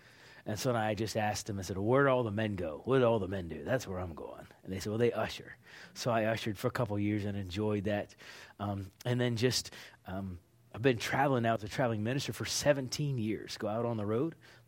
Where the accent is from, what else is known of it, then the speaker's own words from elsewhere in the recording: Pittsburgh, Pennsylvania, United States; also born or lived in Oklahoma; Oklahoma. Been living there for decades. Recently, I'm from Pittsburgh, Pennsylvania.